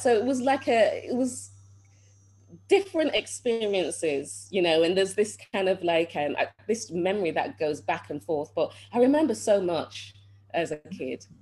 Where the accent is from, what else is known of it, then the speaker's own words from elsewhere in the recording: Manchester, North West England, United Kingdom; I was born in England, um, Manchester, England. And Manchester, I'm sure most of you know, is the north of England.